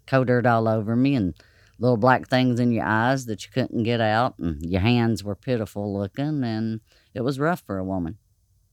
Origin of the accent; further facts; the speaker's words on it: Hyden, Kentucky, United States; I grew up in the most beautiful place in the world